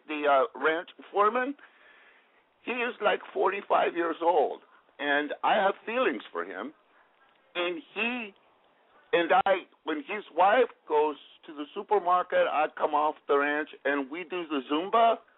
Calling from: Ventura, California, United States; I'm 21 years old, and I'm calling out of the Ventura area.

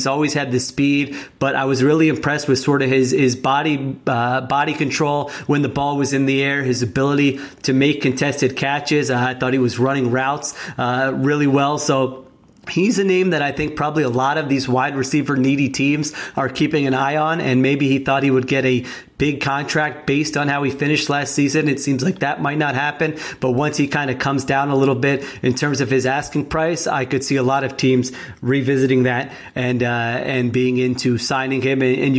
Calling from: Philadelphia, Pennsylvania, United States; I mean, I'm recording here from Philadelphia.

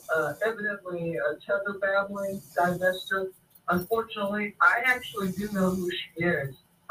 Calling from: Seattle, Washington, United States; Hi, this is … calling from Seattle, Washington.

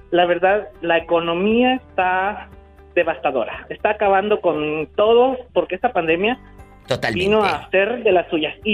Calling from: Las Vegas, Nevada, United States; aquí de Las Vegas.

